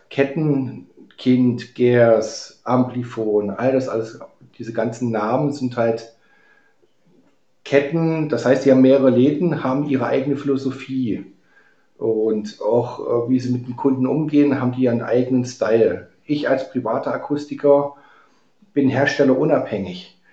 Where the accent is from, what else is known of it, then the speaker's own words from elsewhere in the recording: Halle, Saxony-Anhalt, Germany; born there; moved away; Also ich komme ja eigentlich gebürtig aus Halle, Halle an der Saale und musste 1989 habe ich dann das Land verlassen gehabt